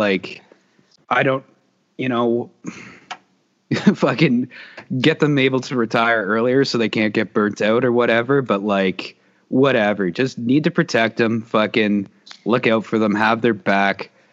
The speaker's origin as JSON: {"language": "English", "country": "Canada", "said": "as us as Canadian citizens"}